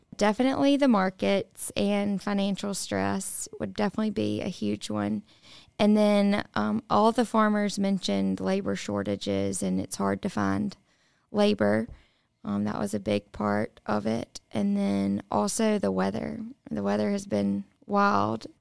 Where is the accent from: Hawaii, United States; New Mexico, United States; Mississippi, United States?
Mississippi, United States; the Mississippi Delta, United States; I grew up in the Delta